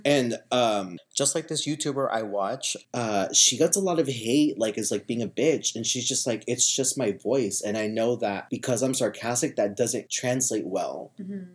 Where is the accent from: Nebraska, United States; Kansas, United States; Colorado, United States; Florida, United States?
Kansas, United States; moved away as an adult; now in California, United States; I'm from Kansas. I'm from a small town in Kansas. And ever since I graduated high school, I just went from school to school